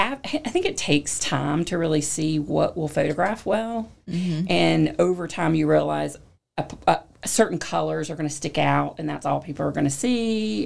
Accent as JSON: {"language": "English", "area": "the Triad area", "region": "North Carolina", "country": "United States", "tie": "born or raised there", "also_born_or_lived": "Lewisville, North Carolina", "said": "I grew up in the area, so I'm from the Triad area, and have been Clemens Louisville resident for about 28 years now."}